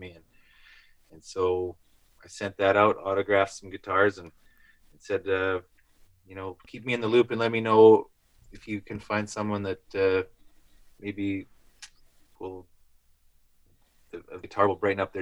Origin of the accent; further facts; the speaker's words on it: Magrath, Alberta, Canada; all these places in my hometown